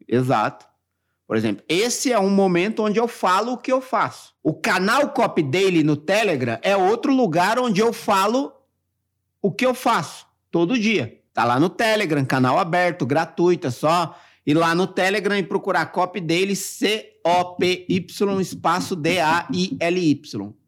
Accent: Mauá, São Paulo, Brazil; eu nasci no Jardim Zaira 4, em Mauá.

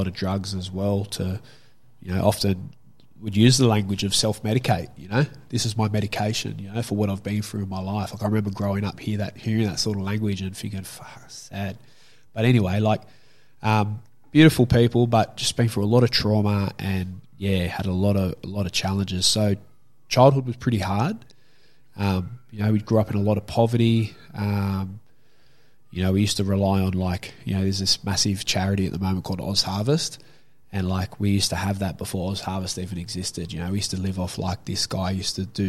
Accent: Sydney, New South Wales, Australia; I grew up in Glebe

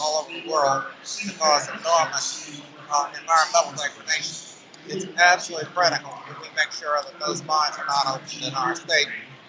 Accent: Central Illinois, United States; now in Minnesota, United States; I grew up in Central Illinois.

